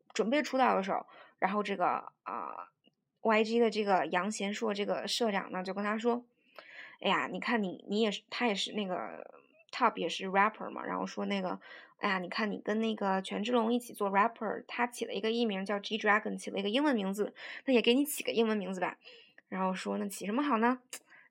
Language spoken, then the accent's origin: Chinese; China; 我们作为中国人能用非常标准的英语念出来的这些单词呢